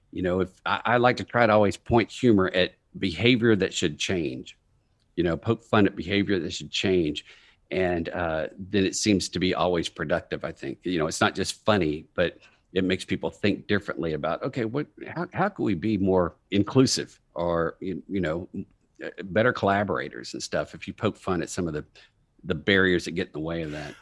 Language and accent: English; Texas, United States; moved away as an adult; also born or lived in New York; I'm from Texas. I moved up to New York after business school